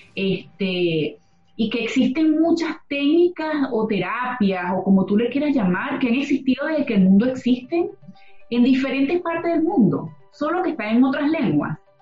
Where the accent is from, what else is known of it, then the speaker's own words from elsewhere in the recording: Venezuela; moved away; Los que venimos de Venezuela